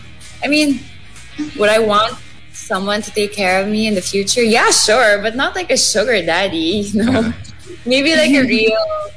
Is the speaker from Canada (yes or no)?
no; Philippines; I'm from the Philippines.